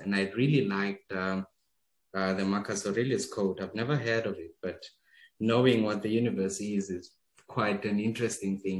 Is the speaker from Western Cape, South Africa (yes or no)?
no; KwaMhlanga, Mpumalanga, South Africa; moved away as an adult; also born or lived in Johannesburg; I'm originally from Kwandebele in Mpumalanga. Very close to Kwamhlanga. Kwamhlanga is about an hour from Pretoria. So I'm from that region, and I was born there. I grew up there, 18 years of my life there.